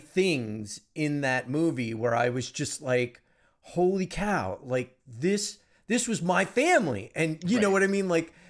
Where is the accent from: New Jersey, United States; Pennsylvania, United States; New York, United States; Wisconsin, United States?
New York, United States; New York City; also born or lived in South America; my mother is Colombian and she raised me, along with my grandmother and my uncles, like in New York City. And I lived in South America for a year.